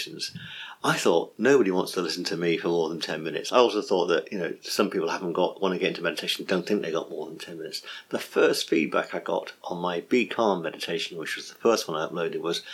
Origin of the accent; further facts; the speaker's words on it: England, United Kingdom; I'm English, so some Americans might find my accent hard to find